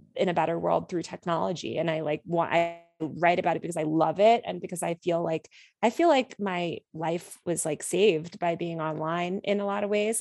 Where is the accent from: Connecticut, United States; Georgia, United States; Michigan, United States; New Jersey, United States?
Connecticut, United States; outside New York City; I grew up outside New York City in this town that was absolutely dominated by finance culture in the two thousands.